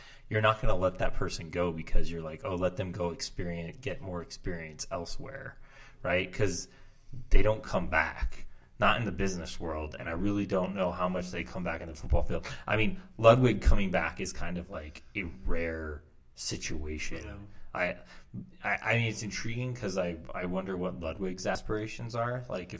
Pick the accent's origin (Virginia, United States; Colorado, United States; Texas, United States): Virginia, United States; moved away; I'm originally from Virginia.